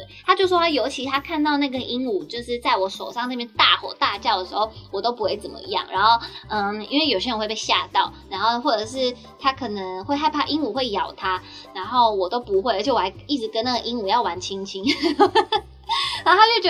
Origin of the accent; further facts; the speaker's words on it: Nantou County, Taiwan; 我差不多就是会在我们我老家吧，在南投的山上。但我想说，我家南投会不会没有人要来？因为我自己都没有很想回去，太远了。